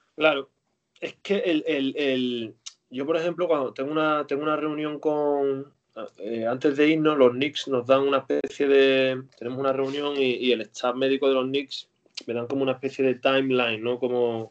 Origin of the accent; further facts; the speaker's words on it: Seville, Andalusia, Spain; moved away as an adult; now in Dallas, United States; yo soy sevillano